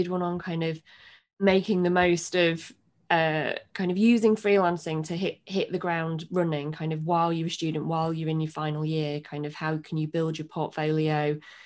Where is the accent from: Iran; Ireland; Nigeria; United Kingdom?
United Kingdom; Bradford, Yorkshire and the Humber; also born or lived in Sheffield / London; I'm from Bradford originally, and I went to university in Sheffield